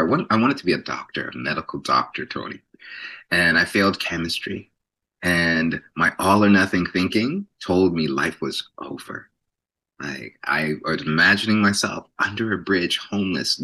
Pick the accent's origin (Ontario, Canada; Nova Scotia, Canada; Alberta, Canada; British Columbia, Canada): Ontario, Canada; Toronto; was born and raised in Jane and Finch